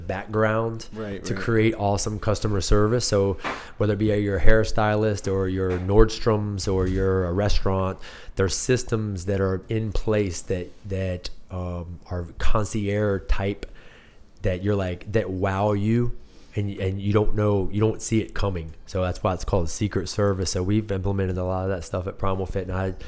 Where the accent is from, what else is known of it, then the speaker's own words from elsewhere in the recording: Blacksburg, Virginia, United States; I'm from Blacksburg.